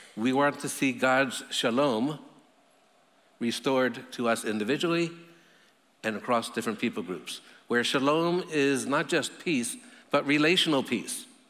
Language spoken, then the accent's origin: English; United States; I'm an American